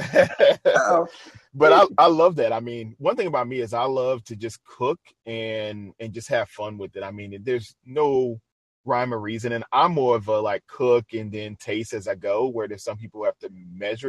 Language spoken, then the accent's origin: English; New Orleans, Louisiana, United States; moved away; I'm originally from New Orleans, Louisiana